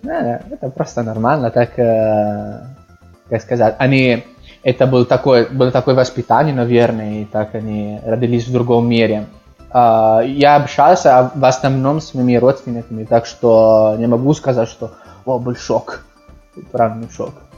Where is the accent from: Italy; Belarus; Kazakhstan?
Italy; Milan, Lombardy; Russian is a second language; also born or lived in Moscow; я родился в Милане, и там жил, ну, большинство моей жизни, практически всю жизнь. Да, так что я из Милана могу сказать